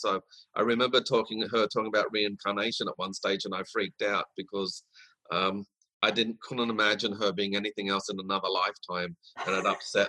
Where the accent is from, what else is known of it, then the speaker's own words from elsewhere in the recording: Brisbane, Queensland, Australia; also born or lived in Sydney, Australia / Woodridge (Logan City), Queensland; because at the age of 9, I moved from Sydney to Brisbane